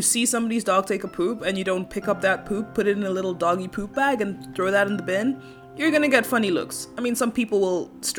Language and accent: English; Kenya; born or raised there; moved away